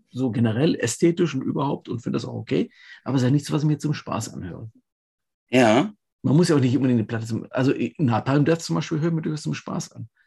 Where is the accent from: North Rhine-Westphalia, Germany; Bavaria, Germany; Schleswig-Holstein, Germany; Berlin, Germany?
Berlin, Germany; weil ähm, als Berliner in, äh, man, ich weiß, dass es in Köln nicht Späti heißt